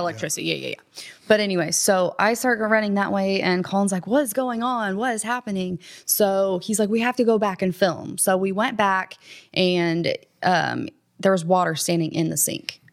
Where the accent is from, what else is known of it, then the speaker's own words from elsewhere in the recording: Columbus, United States; I grew up, born and raised in Columbus